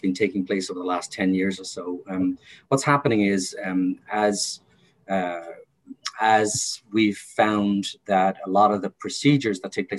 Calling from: Havertown, Pennsylvania, United States; I'm located in Havertown, Pennsylvania, but my offices are downtown Philadelphia.

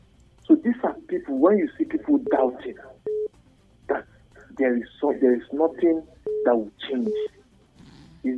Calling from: Bukuru, Plateau, Nigeria; calling from Bukuru

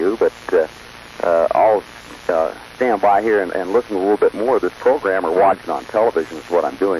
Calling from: Susanville, California, United States

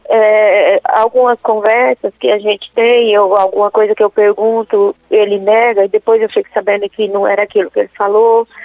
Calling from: Dourados, Mato Grosso do Sul, Brazil; Eu falo de Dourados, padre.

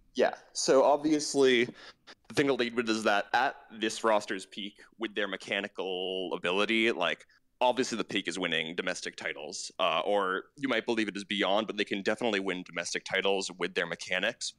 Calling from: New York City, New York, United States; I'm calling from New York City

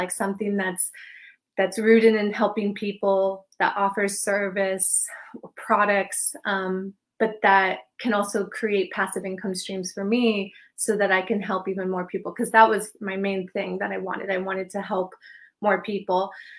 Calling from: Palm Beach, Florida, United States; also born or lived in Hawaii; I'm in Palm Beach, Florida.

